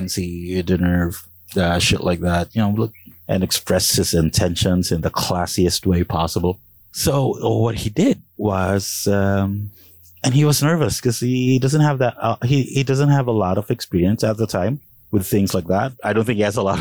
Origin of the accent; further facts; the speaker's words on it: Calabarzon, Philippines; I'm from Cavite, proudly from Cavite